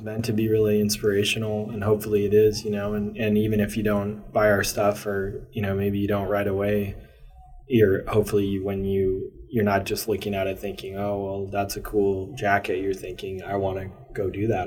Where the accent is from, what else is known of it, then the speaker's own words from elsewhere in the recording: Maryland, United States; now in Portland, United States; I grew up in Maryland uh, through some formative years